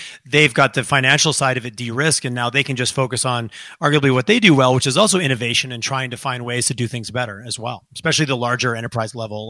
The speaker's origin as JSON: {"language": "English", "region": "Quebec", "country": "Canada", "tie": "born or raised there", "moved": "yes", "lives_now": "Calgary, Canada", "said": "I grew up in Quebec"}